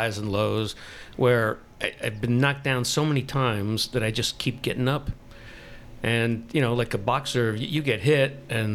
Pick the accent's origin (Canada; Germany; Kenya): Canada; Montreal, Quebec; I was born in Montreal